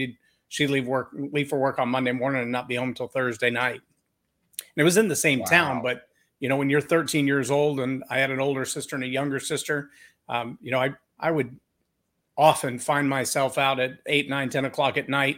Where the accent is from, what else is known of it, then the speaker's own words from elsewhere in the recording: Lampasas, Texas, United States; I was born and raised in Central Texas in a little town called Lamb Passes, small town.